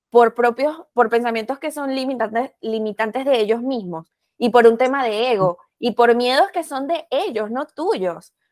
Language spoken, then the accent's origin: Spanish; Venezuela; moved away as an adult; now in Chicago, United States